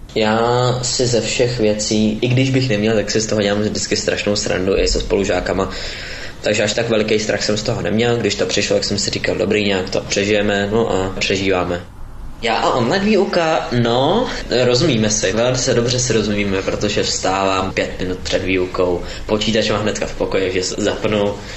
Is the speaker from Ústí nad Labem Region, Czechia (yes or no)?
no; Prague, Czechia; z Prahy a chodím do 8. třídy